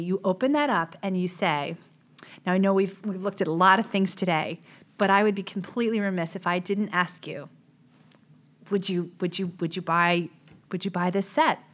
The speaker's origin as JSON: {"language": "English", "town": "West Hartford", "region": "Connecticut", "country": "United States", "tie": "born or raised there", "said": "I grew up in West Hartford, Connecticut"}